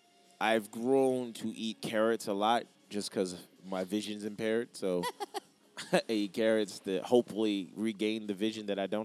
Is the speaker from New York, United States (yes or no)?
yes; Yonkers, New York, United States; also born or lived in Washington, D.C.; now in New York City, United States; I'm from Yonkers, New York.